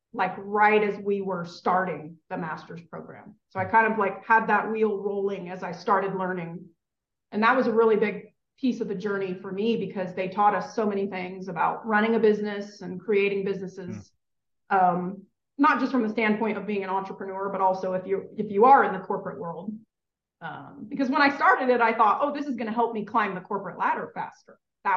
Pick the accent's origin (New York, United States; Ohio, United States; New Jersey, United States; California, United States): California, United States; moved away as an adult; also born or lived in Los Angeles; now in Tennessee, United States; I'm from California.